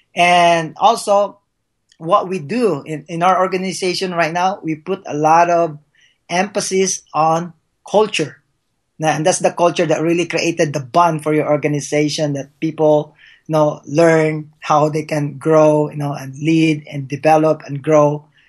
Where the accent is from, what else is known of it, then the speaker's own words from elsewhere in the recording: Philippines; English is a second language; now in United States; being a Filipino, that uh, uh, English is my second language